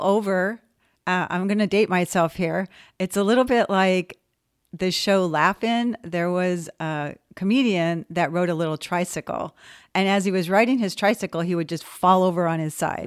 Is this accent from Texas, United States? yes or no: no; West Covina, California, United States; moved away as an adult; I was a non-disabled kid growing up in West Covina